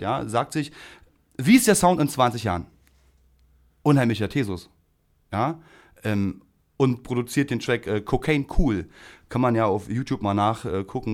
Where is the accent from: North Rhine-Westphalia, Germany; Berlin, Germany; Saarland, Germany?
Berlin, Germany; ich bin ja in der Rigaer Straße groß geworden